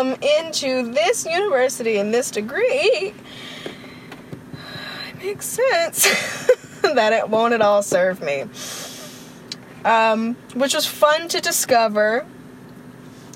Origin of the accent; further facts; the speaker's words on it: United States; moved away as an adult; I'm from America and I go to school in a different country